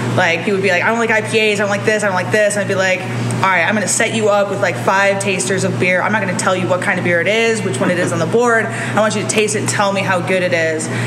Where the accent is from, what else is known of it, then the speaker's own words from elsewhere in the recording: Detroit, Michigan, United States; now in California, United States; I'm also a transplant. I'm from Detroit, uh, Michigan.